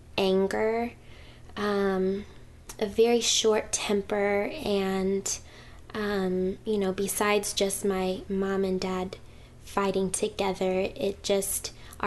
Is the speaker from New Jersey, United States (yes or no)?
yes; Hackensack, New Jersey, United States; born there; now in Owosso, United States; Well, I was born in Hackensack, New Jersey.